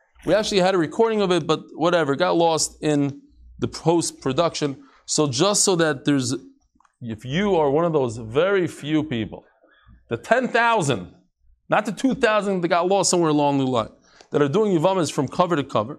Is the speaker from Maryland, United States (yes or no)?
yes; Baltimore, Maryland, United States; I'm from Baltimore.